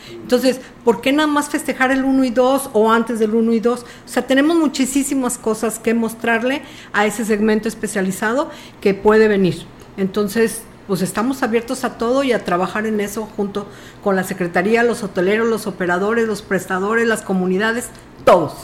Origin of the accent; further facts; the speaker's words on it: Tamuín, San Luis Potosí, Mexico; yo soy de Tamuín